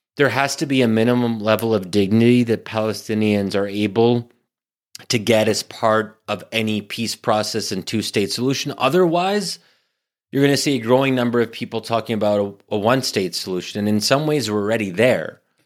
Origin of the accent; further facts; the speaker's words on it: United States; also born or lived in Middle East; I'm born and raised in America